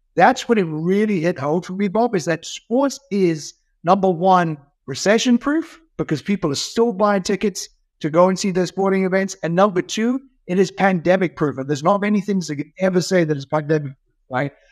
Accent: South Africa; moved away; growing up in South Africa

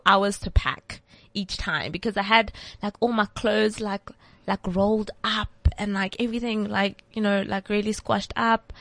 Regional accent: Polokwane, Limpopo, South Africa; Polokwane. Well, that's where I grew up.

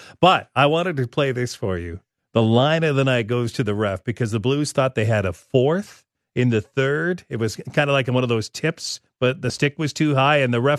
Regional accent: Regina, Saskatchewan, Canada; as I grew up in Regina

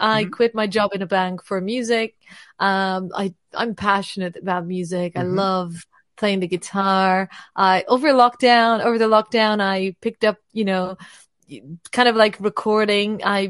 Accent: Lisbon, Portugal; now in United Kingdom; I've been doing music, I think, more seriously when I moved to the UK 7 years ago. So it's been interesting. I'm originally from Portugal, Lisbon.

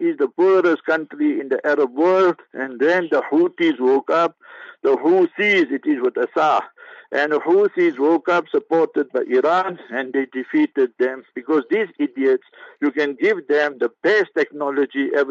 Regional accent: South Africa; also born or lived in Rustenburg; We are South African citizens

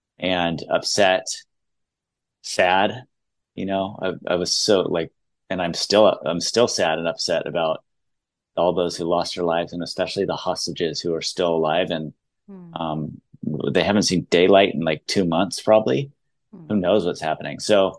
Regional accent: United States; And as American to say, it's like their 9/11, it's so much bigger.

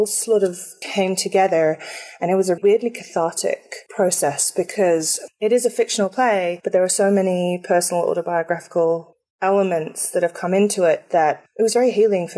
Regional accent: England, United Kingdom; I am actually English

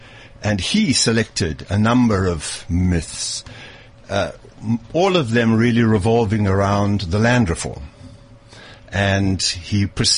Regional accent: Durban, KwaZulu-Natal, South Africa; born or raised there; moved away as an adult; also born or lived in Cape Town, South Africa / Oxford, United Kingdom / Leeds, United Kingdom / Ethiopia; now in Zimbabwe

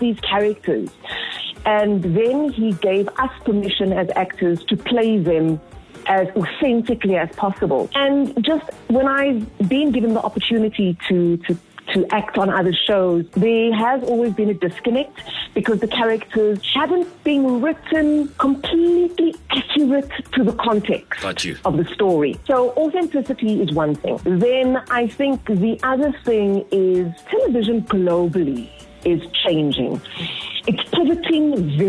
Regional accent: Cape Town, Western Cape, South Africa; I grew up in Mitchell's Plain. I know it. I've seen it. I've grown up around it.

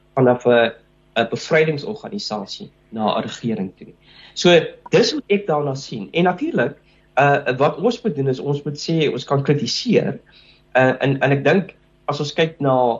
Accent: South Africa

